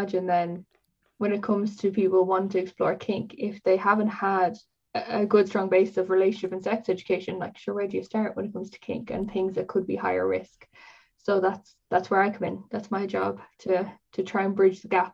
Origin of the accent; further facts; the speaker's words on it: Kildare, Leinster, Ireland; I'm 26 and I'm from Kildare.